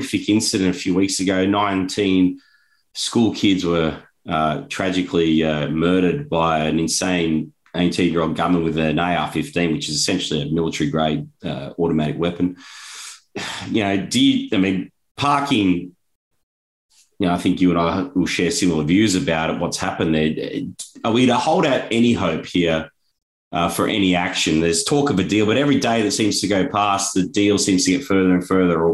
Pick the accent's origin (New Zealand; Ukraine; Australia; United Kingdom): Australia; now in United States; as an Australian